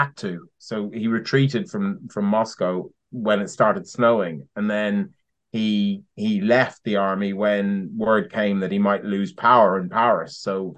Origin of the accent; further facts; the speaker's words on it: Ireland; now in United Kingdom; I'm Irish.